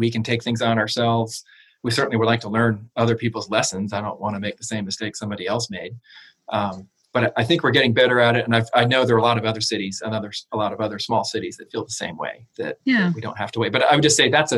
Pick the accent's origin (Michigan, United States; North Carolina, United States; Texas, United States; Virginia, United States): North Carolina, United States; also born or lived in Pennsylvania; now in Washington, United States; I grew up in North Carolina